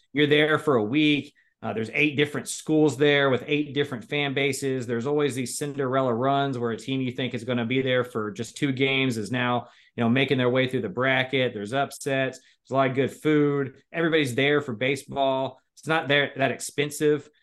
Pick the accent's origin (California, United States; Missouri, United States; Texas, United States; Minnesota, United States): Texas, United States; Liberty Hill; I grew up in Liberty Hill.